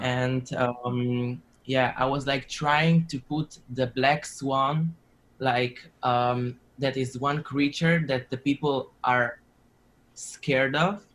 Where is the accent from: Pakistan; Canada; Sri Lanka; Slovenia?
Slovenia; I come from Slovenia